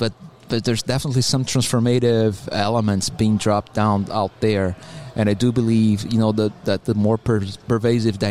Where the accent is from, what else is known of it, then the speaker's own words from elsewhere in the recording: Brazil; English is a second language; moved away as an adult; now in Atlanta, United States; I'm originally from Brazil